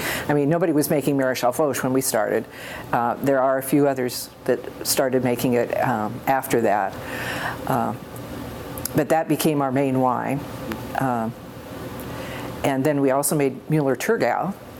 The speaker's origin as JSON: {"language": "English", "town": "Corvallis", "region": "Oregon", "country": "United States", "tie": "born or raised there", "also_born_or_lived": "Salem, Oregon / Portland, Oregon"}